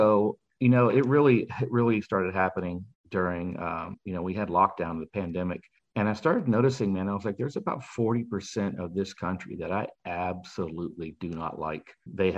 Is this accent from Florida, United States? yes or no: yes; Fort Myers, Florida, United States; moved away as an adult; now in Dallas, United States; I'm originally from Fort Myers, Florida